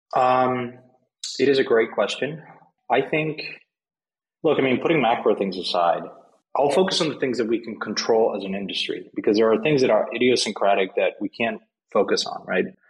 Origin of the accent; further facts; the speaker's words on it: Mexico; I'm from Mexico. I grew up there.